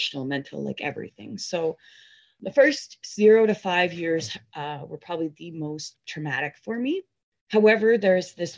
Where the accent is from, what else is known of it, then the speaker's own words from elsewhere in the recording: Chilliwack, British Columbia, Canada; I was born here in Chilliwack